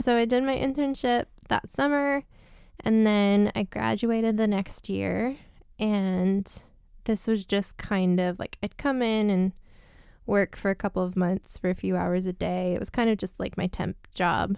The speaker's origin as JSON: {"language": "English", "town": "Layton", "region": "Utah", "country": "United States", "tie": "born or raised there", "said": "I grew up, I was born and raised in Layton"}